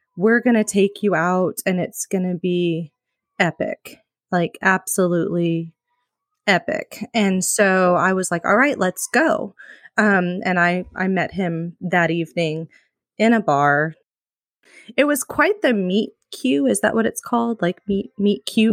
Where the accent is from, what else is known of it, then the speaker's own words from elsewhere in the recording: Midwest, United States; moved away as an adult; now in California, United States; I'm originally from the Midwest